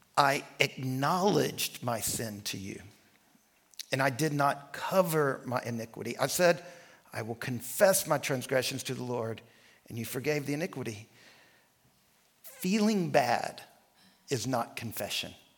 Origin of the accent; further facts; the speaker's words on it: rural North Central Louisiana, United States; also born or lived in New Orleans, Louisiana; We moved from New Orleans to rural Louisiana.